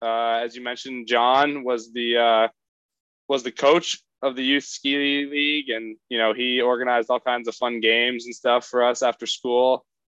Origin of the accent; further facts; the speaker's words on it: Landgrove, Vermont, United States; I grew up in a little town called Landgrove, Vermont.